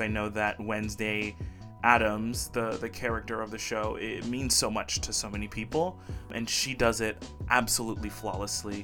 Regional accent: Belize; moved away as an adult; also born or lived in Brazil; now in Olympia, United States; I was born in Brazil. Oimos brasileiros. But I moved to a little country called Belize when I was very young and lived most of my life there.

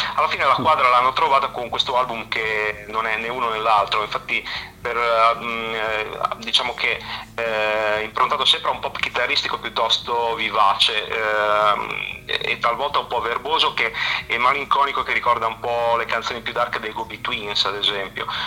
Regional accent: La Spezia, Liguria, Italy; io sono della Spezia

